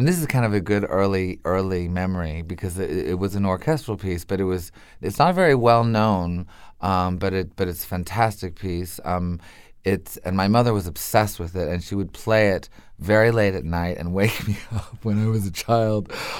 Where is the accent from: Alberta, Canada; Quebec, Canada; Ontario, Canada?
Quebec, Canada; Montreal; I had to go to French school because it was by law. It was during the separatist years